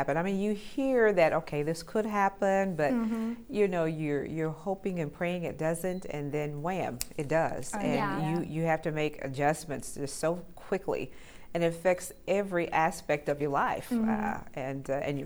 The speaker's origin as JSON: {"language": "English", "town": "Tulsa", "region": "Oklahoma", "country": "United States", "tie": "born or raised there", "also_born_or_lived": "Chicago, Illinois", "said": "I grew up here in Tulsa, Oklahoma, from an infant. I was born in Chicago, Illinois, but very shortly thereafter, we transitioned here."}